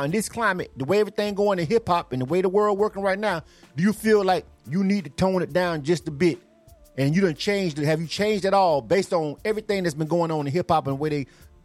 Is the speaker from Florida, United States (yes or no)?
yes; Panama City, Florida, United States; we both from Panama City, Florida